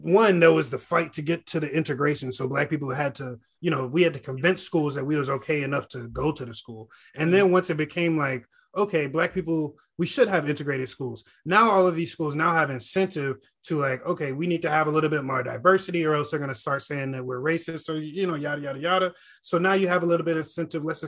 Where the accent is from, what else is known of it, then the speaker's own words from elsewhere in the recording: Gwinnett, Georgia, United States; I grew up in Gwinnett